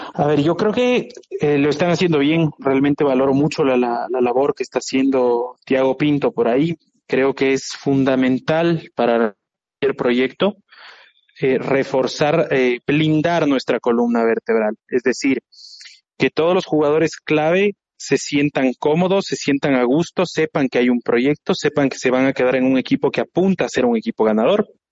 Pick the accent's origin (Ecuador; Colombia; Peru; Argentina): Ecuador; yo soy ecuatoriano